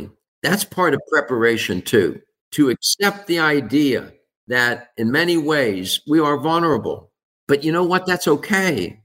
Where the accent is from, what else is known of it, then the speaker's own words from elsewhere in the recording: Pittsburgh, Pennsylvania, United States; I was raised in Pittsburgh